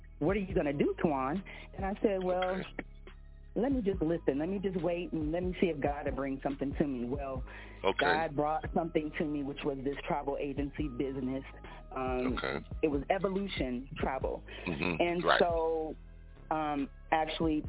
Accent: Compton, California, United States; now in Las Vegas, United States; I am born and raised in Compton, but I now reside in Las Vegas, which has been my second home.

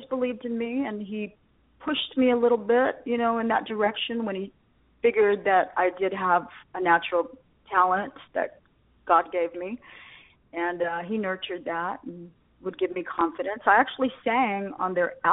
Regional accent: Las Vegas, Nevada, United States; eventually we settled in Vegas. So I grew up in Las Vegas.

